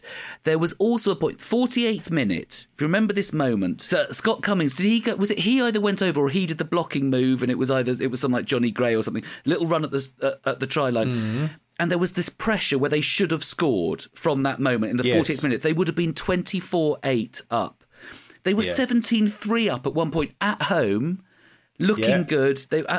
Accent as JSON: {"language": "English", "town": "Ealing", "region": "London", "country": "United Kingdom", "tie": "born or raised there", "said": "Yeah, I grew up in Ealing"}